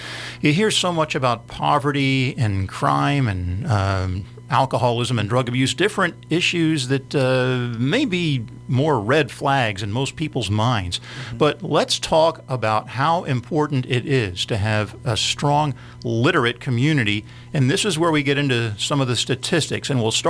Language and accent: English; Philadelphia, Pennsylvania, United States; I grew up in the Philadelphia area in an affluent suburb.